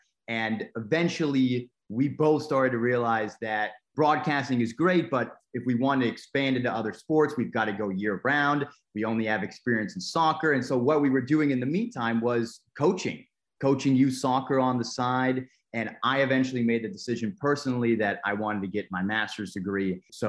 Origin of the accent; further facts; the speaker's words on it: Tampa, Florida, United States; also born or lived in Boston; I grew up in Tampa, Florida. My father was an ex-professional player. He played 16 years. He's from South Africa.